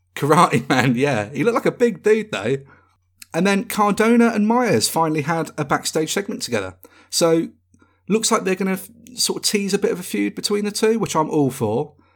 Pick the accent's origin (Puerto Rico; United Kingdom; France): United Kingdom; we are British